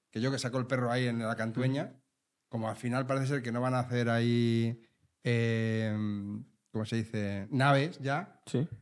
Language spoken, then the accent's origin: Spanish; Leganés, Community of Madrid, Spain; Yo soy de Leganés. Pepinero auténtico